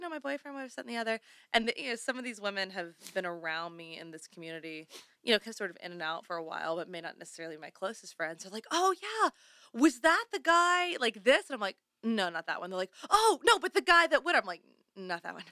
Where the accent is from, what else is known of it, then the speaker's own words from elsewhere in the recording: the South, Southern United States, United States; now in Los Angeles, United States; I'm an expat debutante, runaway Southern Belle